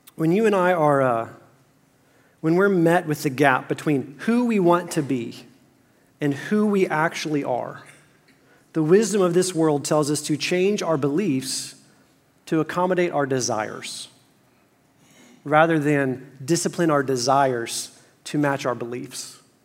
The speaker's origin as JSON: {"language": "English", "town": "Fort Worth", "region": "Texas", "country": "United States", "tie": "born or raised there", "said": "moved to my hometown of Fort Worth."}